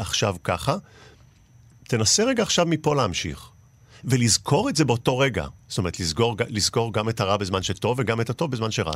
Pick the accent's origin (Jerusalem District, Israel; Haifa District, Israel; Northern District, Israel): Northern District, Israel; Mishmar HaEmek; אני בן קיבוץ משמר העמק, ובאמת הייתי בלינה המשותפת